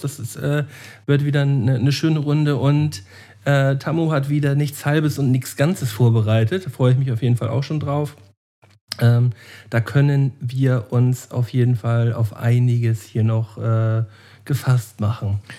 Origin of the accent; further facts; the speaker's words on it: Germany; als echter Deutscher